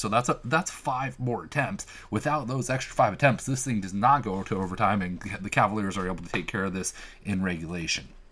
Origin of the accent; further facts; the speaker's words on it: Seattle, Washington, United States; I'm from Seattle